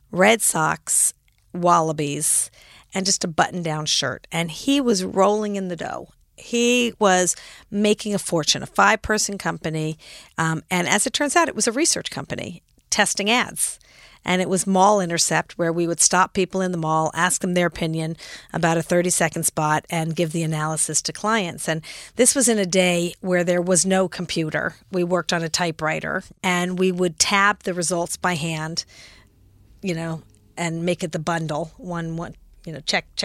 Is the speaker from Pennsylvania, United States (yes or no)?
no; Los Angeles, California, United States; also born or lived in San Francisco / Frankfurt, Germany; now in New York, United States; So I grew up in Los Angeles. Actually, I was born in San Francisco, grew up in Los Angeles, lived in Frankfurt, Germany for three years because my father was a doctor in the army